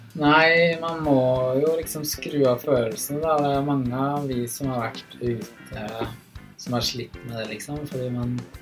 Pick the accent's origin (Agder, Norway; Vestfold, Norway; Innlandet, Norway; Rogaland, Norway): Vestfold, Norway; eastern; Jeg vokste opp i Øst Vestfold